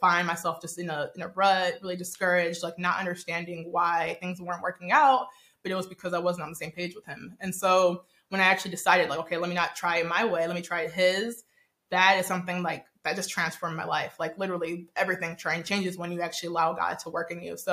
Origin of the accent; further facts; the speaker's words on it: Nigeria; I'm actually Nigerian